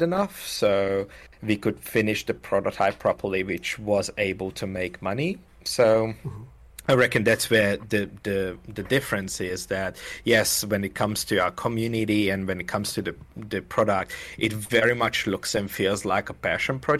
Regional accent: Hungary; moved away as an adult; now in Melbourne, Australia; I'm from Hungary

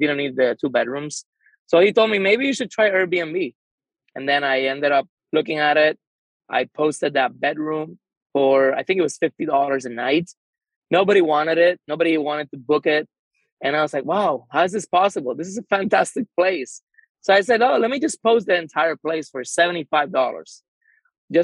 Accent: San Juan, Puerto Rico; I am from San Juan, Puerto Rico

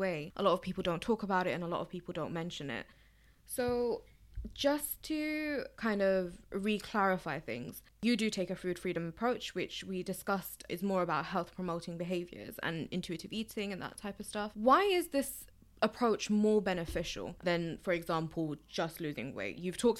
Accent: Bangladesh; So I'm South Asian, I'm from Bangladesh

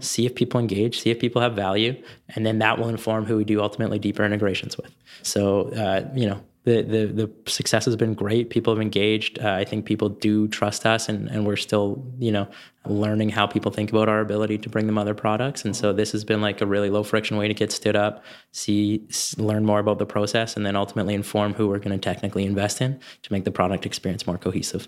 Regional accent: Canada; I'm concerned as a Canadian

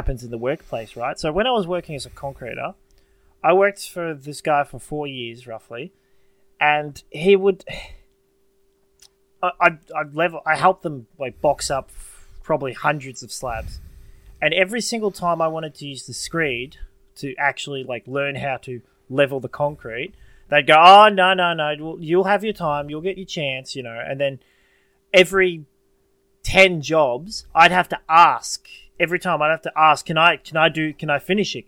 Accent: Australia; I'm an Australian

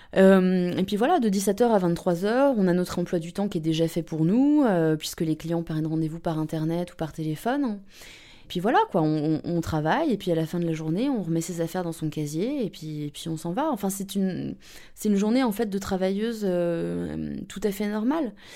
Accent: around Paris, Île-de-France, France; moved away as an adult; now in Berlin, Germany; j'ai 30 ans, euh, j'ai euh, grandi euh, dans les environs de Paris, entre les Hauts-de-Seine et la Seine-et-Marne

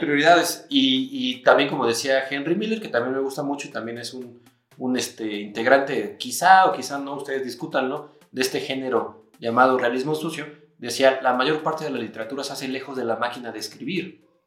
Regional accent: Mexico; nosotros somos mexicanos

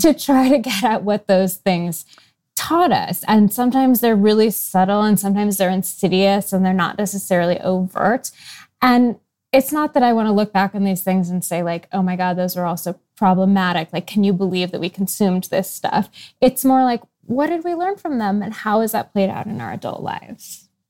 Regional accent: Seattle, Washington, United States; moved away as an adult; also born or lived in New York; I grew up in Seattle

